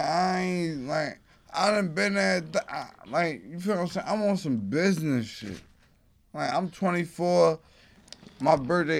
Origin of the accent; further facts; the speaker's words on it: Baltimore, Maryland, United States; also born or lived in Brooklyn; I'm a Baltimore nigga. I never been to New York. This is my first time being in New York.